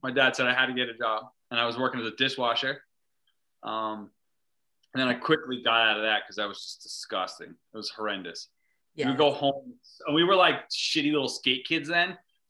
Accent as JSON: {"language": "English", "region": "East Coast", "country": "United States", "tie": "born or raised there", "said": "Like, growing up on the East Coast, you don't realize"}